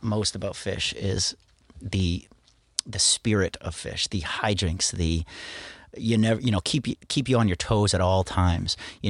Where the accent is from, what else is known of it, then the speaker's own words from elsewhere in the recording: Portland, United States; but my hometown, Portland, it was a big family reunion.